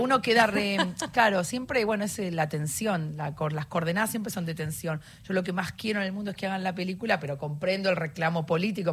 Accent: Argentina; somos tres argentinos

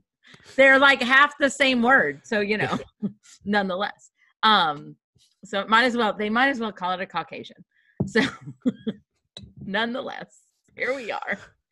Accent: Kentucky, United States; moved away; also born or lived in Tennessee / New York; I grew up in Kentucky, right?

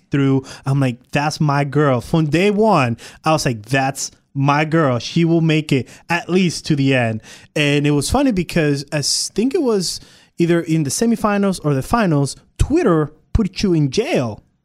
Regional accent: Puerto Rico; now in Texas, United States; not from Texas. I'm from Puerto Rico.

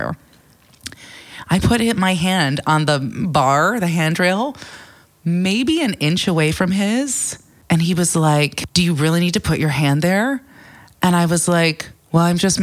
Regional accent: United States; moved away as an adult; also born or lived in New York City, United States; now in London, United Kingdom; being in London as an American where, you know, when I lived in New York City

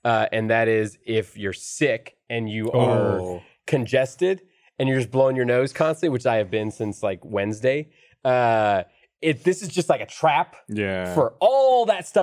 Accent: Southern California, United States; moved away; I grew up in Southern California in pretty mixed environments of like a lot of Hispanic culture

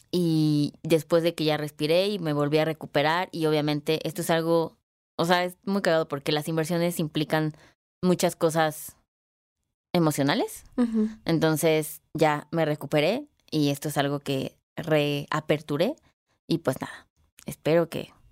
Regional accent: Guadalajara, Jalisco, Mexico; moved away; soy dueña de 5 ladrillos en Guadalajara, ¿no? A ver ahí cuando, cuando voy a mi tierra

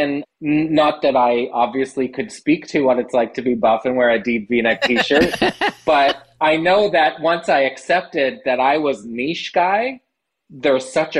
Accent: Prince Edward Island, Canada; also born or lived in Nova Scotia / Los Angeles; now in Truro, Canada; I'm actually a PEI guy by trade. I was born in Prince Edward Island, but I have lived in Nova Scotia and called it home for much of my adult life.

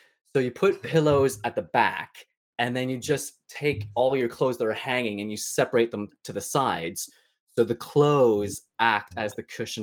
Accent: an hour outside Toronto, Ontario, Canada; moved away as an adult; now in London, United Kingdom; I grew up an hour outside Toronto.

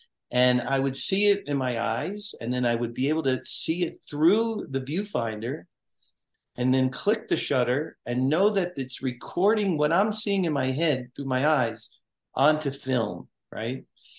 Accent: Brooklyn, New York, United States; because growing up in Brooklyn, we used to go to the Jersey Shore when you'd see these little clubs and stuff.

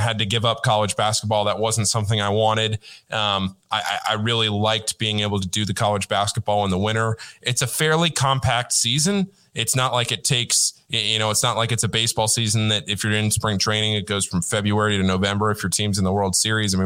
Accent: Northern Virginia, United States; I grew up in Northern Virginia, right outside D.C., about 25 minutes from Georgetown

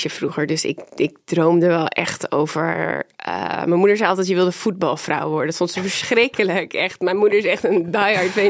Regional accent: Amsterdam, North Holland, Netherlands; born or raised there; also born or lived in Groningen

